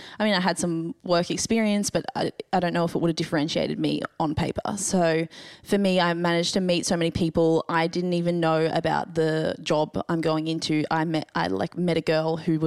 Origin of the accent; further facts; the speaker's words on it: Gold Coast, Queensland, Australia; I am from the Gold Coast